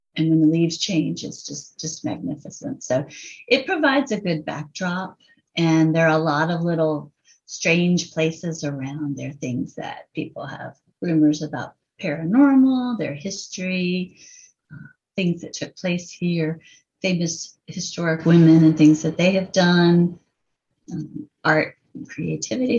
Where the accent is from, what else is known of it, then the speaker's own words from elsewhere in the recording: Virginia Beach, Virginia, United States; also born or lived in Richmond, Virginia; I've lived in Virginia all my life, and we're in Richmond now, but I did grow up in Virginia Beach